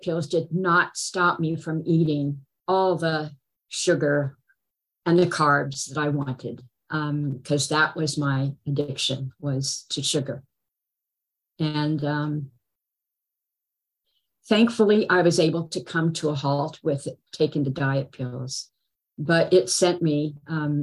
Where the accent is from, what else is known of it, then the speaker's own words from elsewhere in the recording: Berkeley, California, United States; I was born in Berkeley